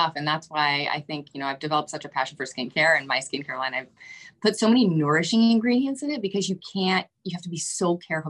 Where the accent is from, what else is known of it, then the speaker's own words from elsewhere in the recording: Florida, United States; moved away as an adult; also born or lived in Boston, Massachusetts; now in Wellesley Hills, United States; So I grew up in Florida, actually, Floridian